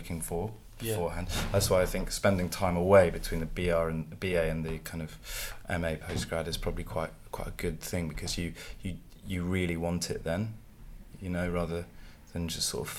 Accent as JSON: {"language": "English", "town": "Stroud", "region": "South West England", "country": "United Kingdom", "tie": "born or raised there", "said": "I grew up in Stroud, in Gloucestershire"}